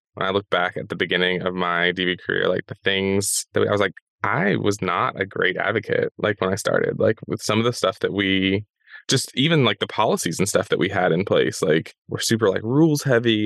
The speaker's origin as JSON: {"language": "English", "region": "the South", "country": "United States", "tie": "born or raised there", "said": "Growing up in the South, like we definitely did black eyed peas"}